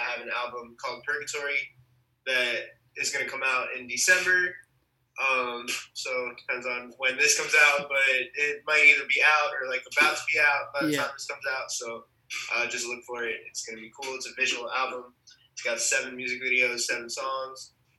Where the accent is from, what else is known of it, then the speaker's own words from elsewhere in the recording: New York, United States; I'm a musician from New York, Queens, New York.